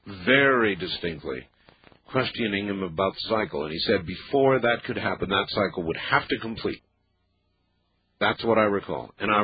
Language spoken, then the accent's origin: English; North Carolina, United States; born there; even though I was born in North Carolina. I've been more or less all over the country, but never in the real deep South